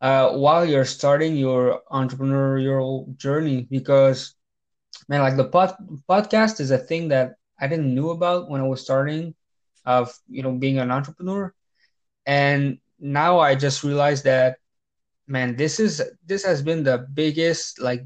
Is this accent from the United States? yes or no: no; Canada; English is a second language; I'm a French Canadian